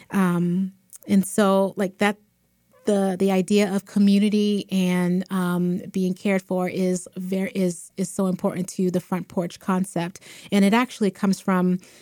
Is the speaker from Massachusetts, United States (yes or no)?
yes; Boston, Massachusetts, United States; I am um, born and raised in Boston, raised um, Mattapan, Dorchester